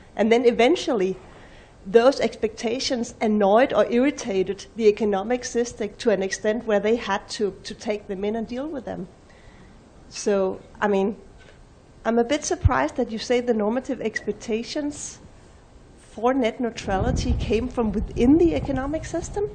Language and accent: English; Denmark; I'm from Denmark, uh, an even more trustful uh, country